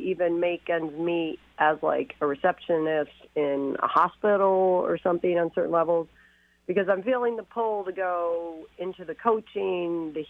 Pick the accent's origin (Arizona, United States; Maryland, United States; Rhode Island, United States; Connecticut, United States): Connecticut, United States; moved away as an adult; also born or lived in New York; now in Washington, United States; I grew up in Connecticut and New York. I'm an East Coast person.